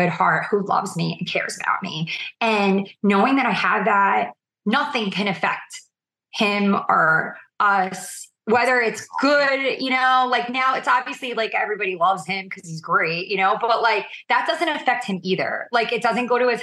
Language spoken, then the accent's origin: English; New York, United States; I'm a New Yorker